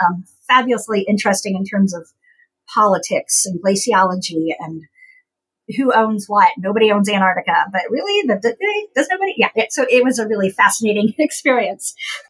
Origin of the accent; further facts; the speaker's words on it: Appalachia, United States; So I went to the Ohio State University as actually a minority student being Appalachian.